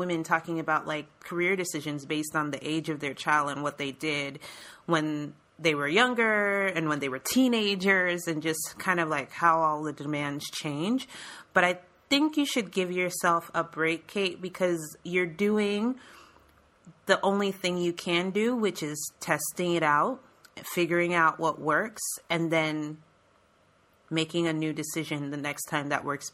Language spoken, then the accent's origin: English; Florida, United States; I'm from Florida